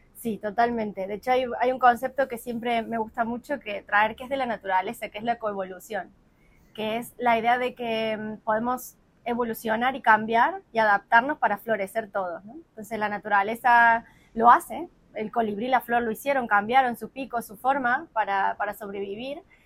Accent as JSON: {"language": "Spanish", "region": "Córdoba", "country": "Argentina", "moved": "as an adult", "lives_now": "Málaga, Spain", "said": "Nosotros somos Córdoba de la Nueva Andalucía"}